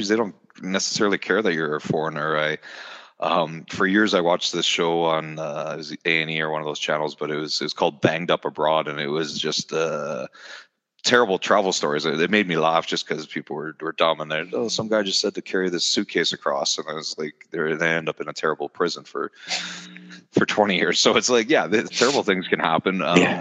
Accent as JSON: {"language": "English", "country": "Canada", "said": "I'm Canadian."}